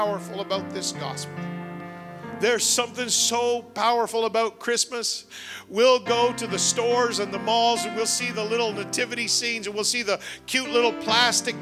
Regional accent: Canada; I'm Canadian

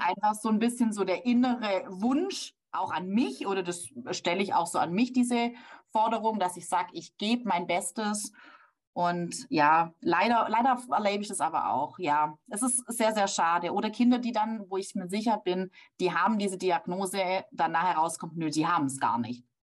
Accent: Baden-Württemberg, Germany; bei uns in Baden-Württemberg

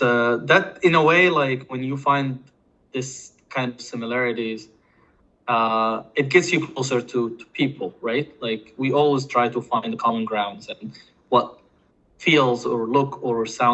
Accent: Cairo, Cairo Governorate, Egypt; accent: Egyptian; English is a second language; moved away as an adult; now in United States; Myself, I was born and raised in Cairo, Egypt. I think I moved here in my early 20s. Right now, I'm in my mid-30s, so it's been a long time being here. In the US

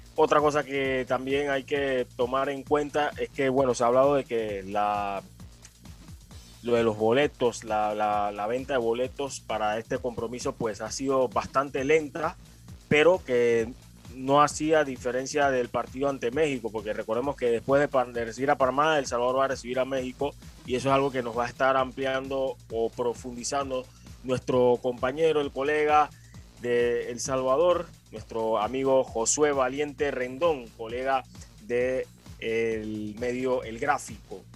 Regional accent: Panama; a mí como panameño

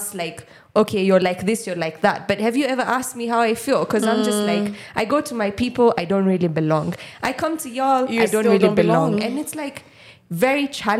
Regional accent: Kenya; an Indian who is born in Kenya and like third gen... I am obviously Indian

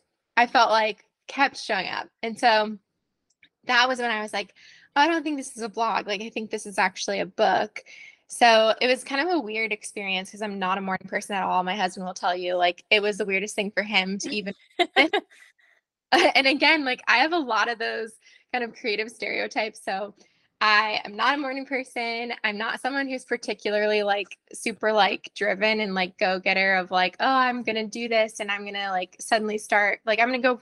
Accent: Chicago, Illinois, United States; also born or lived in Indiana / Colorado; now in Tennessee, United States; I grew up in the Chicago area

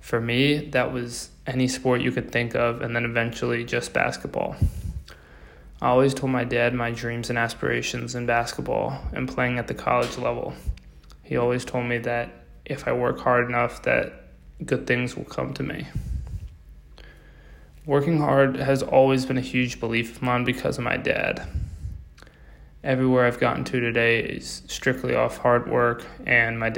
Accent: Davidson, North Carolina, United States; I'm from Davidson, North Carolina. I've lived in North Carolina my whole life

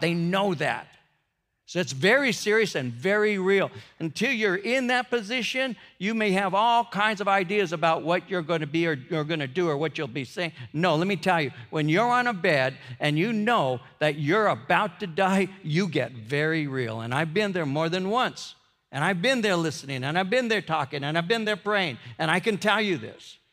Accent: United States; I'm an American

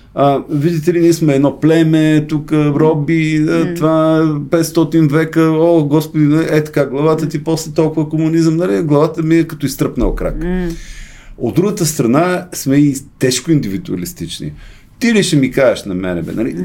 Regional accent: Bulgaria; аз съм българин 100%

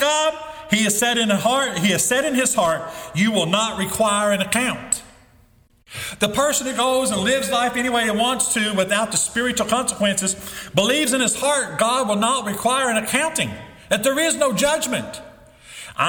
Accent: the Bible Belt, United States; When I was growing up in the Bible Belt, it seemed like everybody went to church

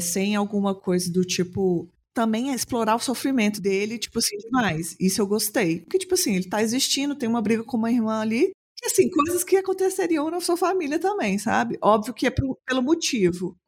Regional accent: Belo Horizonte, Minas Gerais, Brazil; Sou uma mulher cis, branca, lésbica de Belo Horizonte

